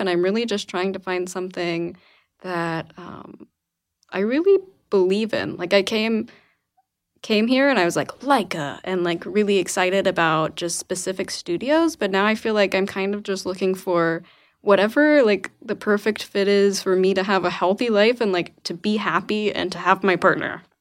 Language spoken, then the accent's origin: English; Arkansas, United States; moved away as an adult; also born or lived in Memphis, Tennessee; now in Portland, United States; I'm from Arkansas originally